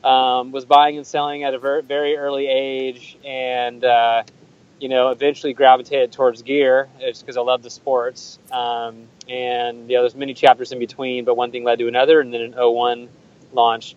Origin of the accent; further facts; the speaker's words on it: Oregon, United States; also born or lived in Seattle, Washington; I was born in Seattle, but I grew up in Oregon.